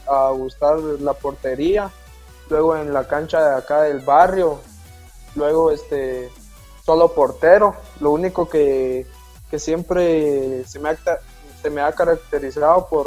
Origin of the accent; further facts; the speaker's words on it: Jalapa, Guatemala; Estoy de Jalapa.